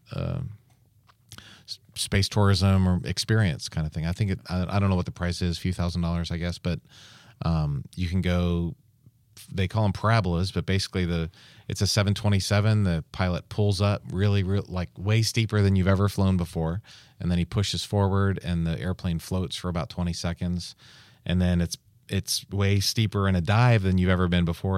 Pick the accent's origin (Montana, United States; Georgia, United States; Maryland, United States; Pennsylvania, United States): Maryland, United States; near the Goddard Space Flight Center; when I was a kid, um, growing up near the Goddard Space Flight Center